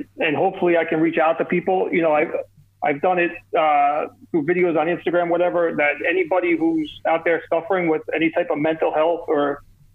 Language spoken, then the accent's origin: English; Kearny, New Jersey, United States; accent: New York, New Jersey; also born or lived in North Arlington, New Jersey; I'm from New Jersey. I was born in a town called Kearney, New Jersey.